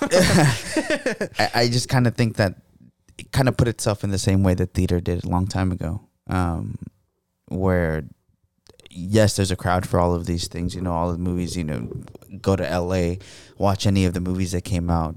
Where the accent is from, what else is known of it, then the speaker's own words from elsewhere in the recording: United States; being an American